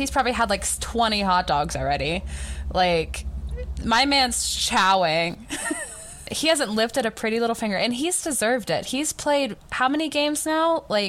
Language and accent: English; the South, United States; I just, as a Southerner